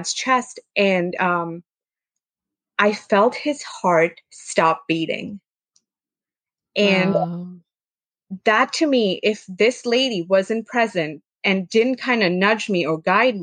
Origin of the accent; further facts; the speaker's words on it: India; growing up in India